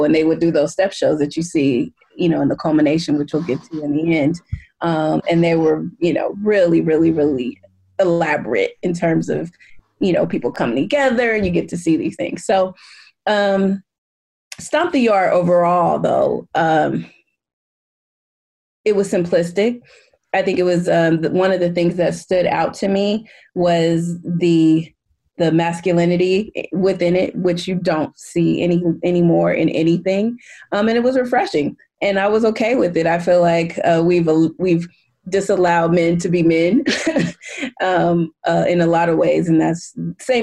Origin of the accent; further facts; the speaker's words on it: West Coast of America, United States; growing up on the West Coast of America